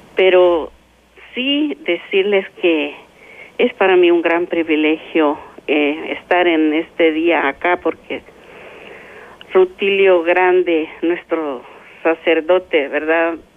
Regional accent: El Salvador; moved away as an adult; mi tierra que me vio nacer

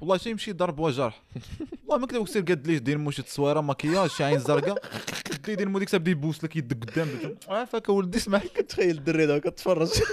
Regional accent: Morocco; عندنا في المغرب

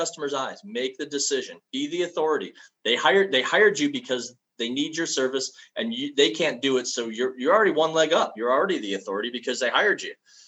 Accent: Ohio, United States; I'm from Ohio

